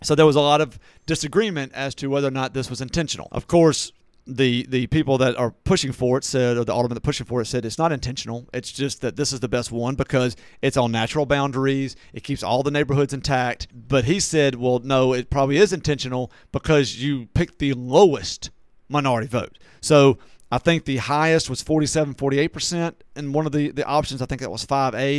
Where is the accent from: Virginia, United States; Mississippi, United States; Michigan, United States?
Mississippi, United States; Natchez; moved away; my hometown of Natchez